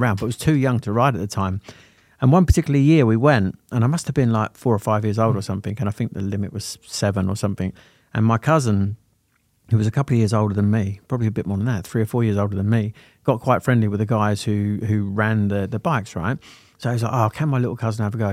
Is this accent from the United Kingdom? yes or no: yes; Sittingbourne, South East England, United Kingdom; also born or lived in Lambeth, London; I was adopted and taken to Sittingbourne in Kent